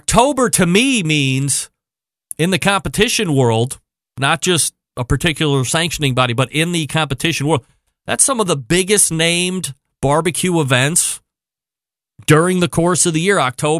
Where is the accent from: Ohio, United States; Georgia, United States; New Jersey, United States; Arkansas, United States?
Ohio, United States; my home state